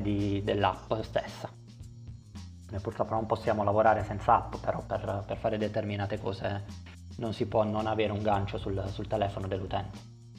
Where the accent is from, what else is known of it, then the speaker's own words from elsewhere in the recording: Conversano, Apulia, Italy; sono di Conversano, un uh, paese a pochi chilometri da Bari